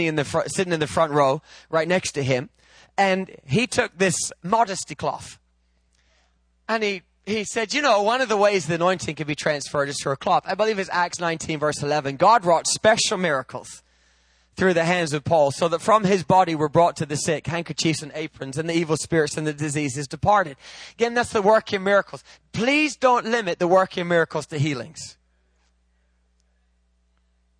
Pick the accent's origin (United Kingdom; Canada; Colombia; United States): United Kingdom; England; I'm English